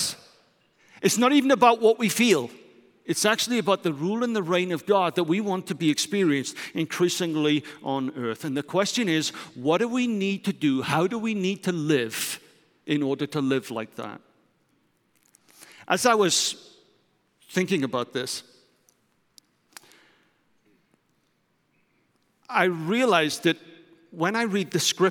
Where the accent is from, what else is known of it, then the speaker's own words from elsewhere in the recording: United Kingdom; moved away as an adult; also born or lived in London / Germany; now in Netherlands; I'm British